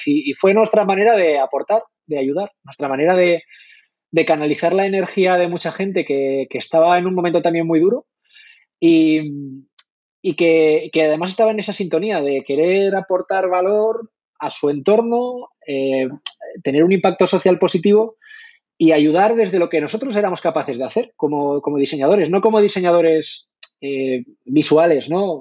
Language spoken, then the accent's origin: Spanish; La Rioja, Spain; moved away as an adult; also born or lived in Madrid; soy, soy de La Rioja.